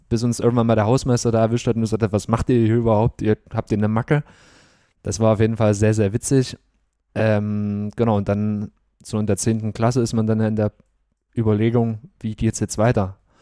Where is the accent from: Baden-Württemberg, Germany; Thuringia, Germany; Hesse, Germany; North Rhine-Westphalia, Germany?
Thuringia, Germany; Bad Klosterlausnitz; also born or lived in Gera; Und dann sind meine Eltern mit mir natürlich nach Bad Klosterlausitz Bad Klosterlausnitz gezogen